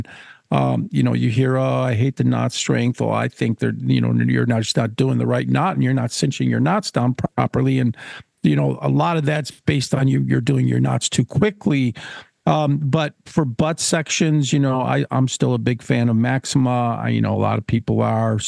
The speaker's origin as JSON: {"language": "English", "area": "Niagara Frontier", "region": "New York", "country": "United States", "tie": "born or raised there", "said": "since I was a little boy growing up in the Niagara Frontier with my paper route"}